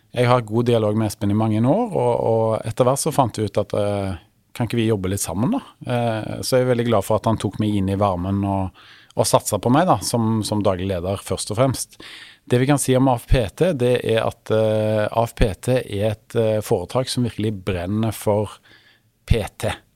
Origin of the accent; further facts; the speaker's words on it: Stavanger, Rogaland, Norway; moved away as an adult; now in Oslo, Norway; jeg kom opprinnelig fra Stavanger, som er jo da Vestlandets perle